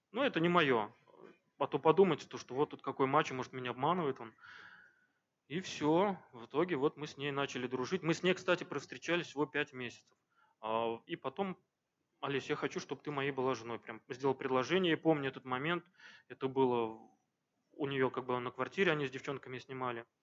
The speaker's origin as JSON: {"language": "Russian", "region": "Crimea", "country": "Ukraine", "moved": "yes", "lives_now": "Diveyevo, Russia", "said": "она сама крымчанка у меня, я приехал из Крыма в 2000-х годах в Дивеево вместе с родителями"}